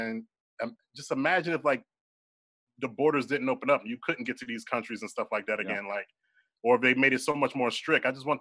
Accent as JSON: {"language": "English", "town": "Philadelphia", "region": "Pennsylvania", "country": "United States", "tie": "born or raised there", "said": "I'm born and raised in Philadelphia"}